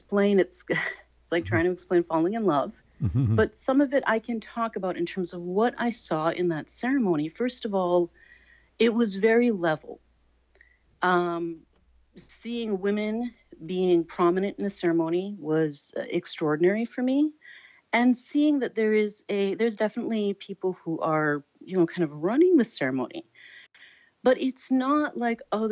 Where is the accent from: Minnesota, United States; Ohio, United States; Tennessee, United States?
Minnesota, United States; I was born and raised in the Midwest in Minnesota